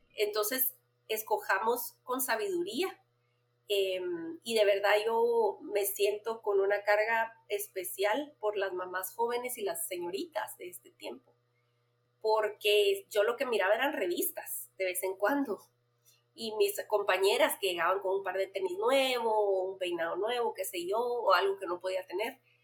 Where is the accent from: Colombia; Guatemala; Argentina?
Guatemala; Soy una mamá en mis cuarentas, guatemalteca, esposa y mamá de cuatro adolescentes